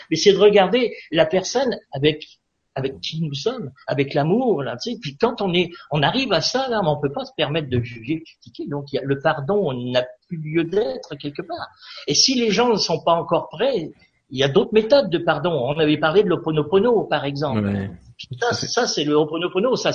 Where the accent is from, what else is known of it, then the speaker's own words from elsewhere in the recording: France; parce que je viens de la France, bien entendu, hein, et j'étais à Rochefort.